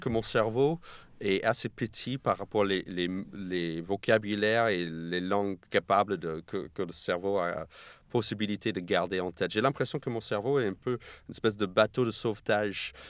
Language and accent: French; New York, United States; French is a second language; now in France; je suis né et j'ai grandi à New York, mais mes parents sont argentins.